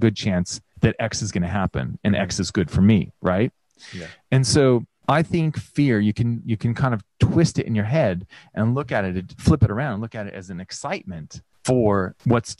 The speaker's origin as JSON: {"language": "English", "region": "California", "country": "United States", "tie": "born or raised there", "moved": "as an adult", "lives_now": "Australia", "said": "growing up in the United States, in particular in California"}